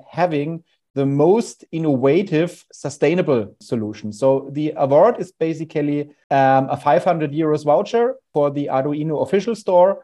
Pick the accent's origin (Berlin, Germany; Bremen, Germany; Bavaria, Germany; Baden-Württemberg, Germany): Bavaria, Germany; Nuremberg; I was, uh, growing up in Nuremberg, Germany